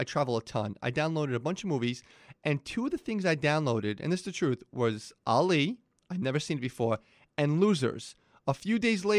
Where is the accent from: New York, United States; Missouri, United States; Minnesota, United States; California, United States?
New York, United States; New York, born and raised